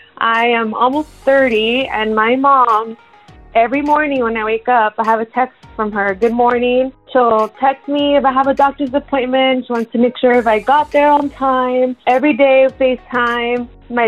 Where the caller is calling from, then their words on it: San Diego, California, United States; I'm calling from San Diego, California